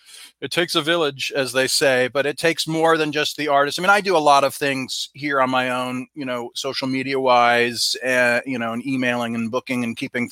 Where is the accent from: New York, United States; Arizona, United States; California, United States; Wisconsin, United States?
California, United States; Southern; I grew up in Southern California